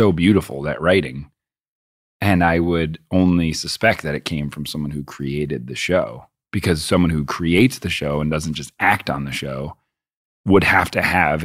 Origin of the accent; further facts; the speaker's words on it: Boston, Massachusetts, United States; I grew up in Boston